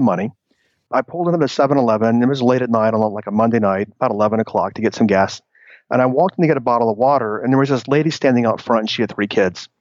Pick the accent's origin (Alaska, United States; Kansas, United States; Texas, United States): Texas, United States; moved away; also born or lived in New York City; I moved back to Texas, 17 years ago. So I moved back from New York City